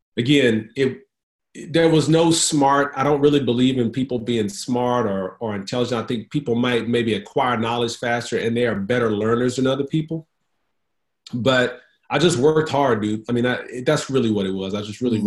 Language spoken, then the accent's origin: English; Houston, Texas, United States; now in Dallas Fort Worth area, United States; I'm from H Town